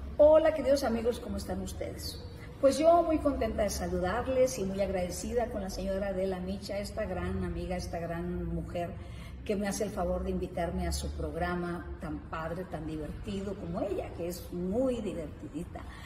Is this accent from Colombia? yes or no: no; northern Mexico, Mexico; Soy norteñota